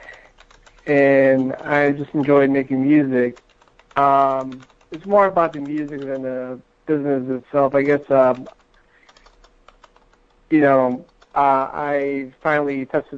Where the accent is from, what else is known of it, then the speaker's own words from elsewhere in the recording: Detroit, Michigan, United States; I'm from Detroit, Michigan.